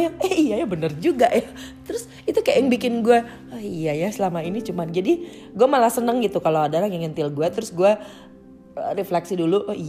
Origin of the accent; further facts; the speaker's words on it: Jakarta, Indonesia; gue gede dan tinggal di Jakarta gitu ya